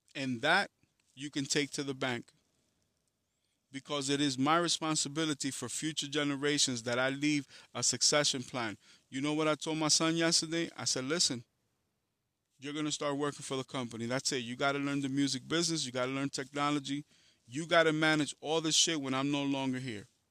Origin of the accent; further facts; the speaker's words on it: New York City, New York, United States; also born or lived in Dominican Republic; I come from Harlem in the Bronx